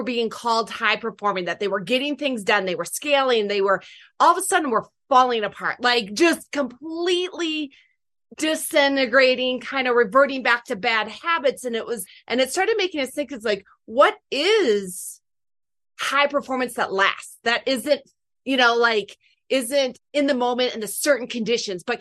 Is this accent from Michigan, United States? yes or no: yes; Michigan, United States; I'm from Michigan